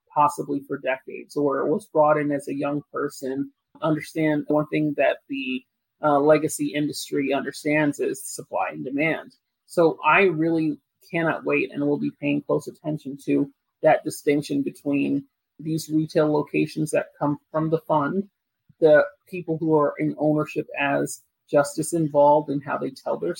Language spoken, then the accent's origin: English; Jamaica; I'm Jamaican